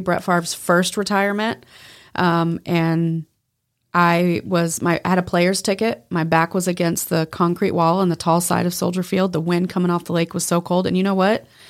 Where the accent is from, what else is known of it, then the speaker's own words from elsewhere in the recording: Texas, United States; Texas, my home state